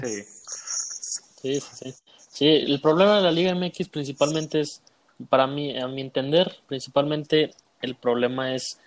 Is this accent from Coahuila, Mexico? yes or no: yes; Saltillo, Coahuila, Mexico; Soy, soy de Saltillo